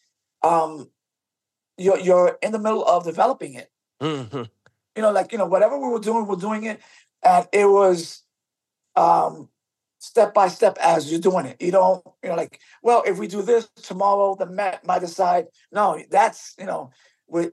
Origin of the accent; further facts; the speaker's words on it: New York City, New York, United States; Born and raised in the South Bronx.